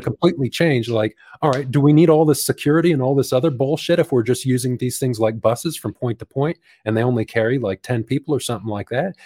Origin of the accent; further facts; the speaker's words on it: United States; moved away as an adult; now in New Zealand; near my hometown